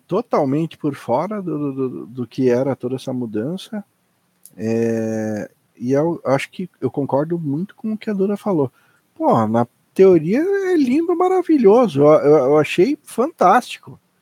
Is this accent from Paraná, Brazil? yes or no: yes; Curitiba, Paraná, Brazil